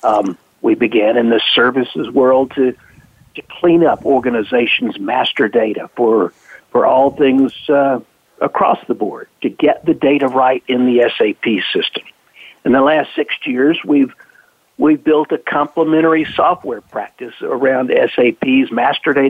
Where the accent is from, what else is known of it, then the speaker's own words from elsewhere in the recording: the South, United States; I grew up in the South, and I'm quite happy to be back here now